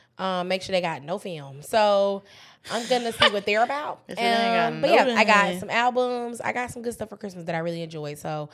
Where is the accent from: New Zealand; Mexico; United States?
United States; Bronx, New York; I'm from New York, the Bronx.